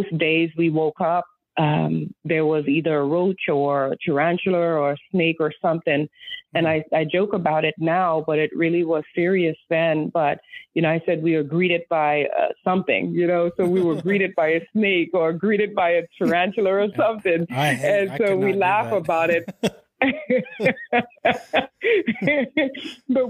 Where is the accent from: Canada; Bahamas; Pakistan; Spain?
Bahamas; Exuma; now in Charlotte, United States; growing up in the Bahamas, I share with people that we were very poor